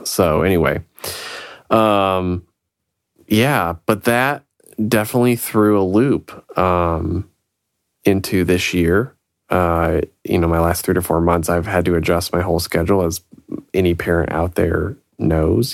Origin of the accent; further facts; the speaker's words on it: Illinois, United States; moved away; from back in Illinois, my hometown